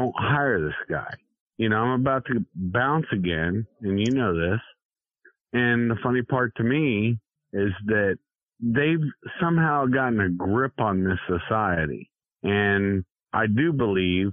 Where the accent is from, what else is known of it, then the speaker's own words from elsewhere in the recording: United States; I'm an American.